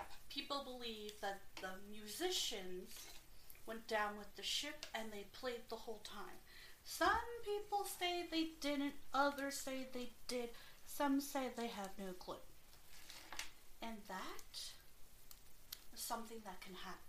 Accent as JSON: {"language": "English", "country": "United Kingdom", "said": "I am British"}